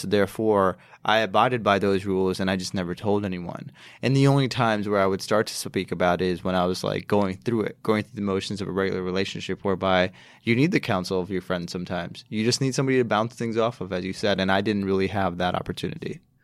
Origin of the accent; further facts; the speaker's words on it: Chicago, Illinois, United States; I grew up in Chicago.